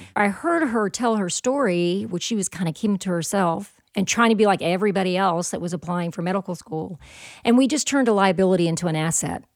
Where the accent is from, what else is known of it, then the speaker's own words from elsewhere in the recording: the South, United States; I'm from the South